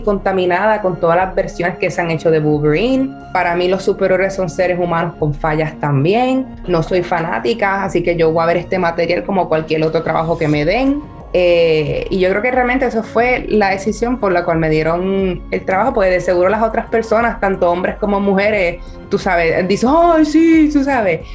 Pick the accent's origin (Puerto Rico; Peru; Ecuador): Puerto Rico; no solo soy puertorriqueña y mujer